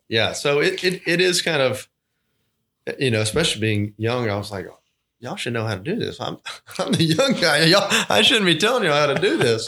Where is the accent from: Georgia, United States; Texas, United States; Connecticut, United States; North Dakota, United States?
Georgia, United States; Thomasville; moved away as an adult; also born or lived in Auburn, Alabama; now in Albany, United States; born and raised in Thomasville, Georgia